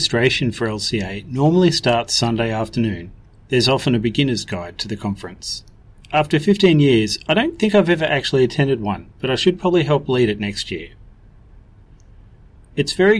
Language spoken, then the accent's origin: English; Brisbane, Queensland, Australia; my hometown of Brisbane, Queensland